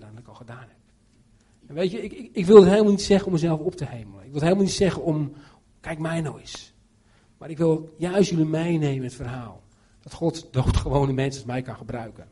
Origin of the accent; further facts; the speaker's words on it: Netherlands; now in Romania